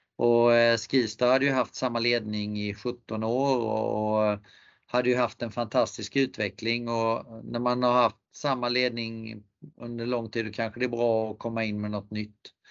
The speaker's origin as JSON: {"language": "Swedish", "country": "Sweden", "also_born_or_lived": "Canada / France", "moved": "as an adult", "said": "komma till Kanada som svensk"}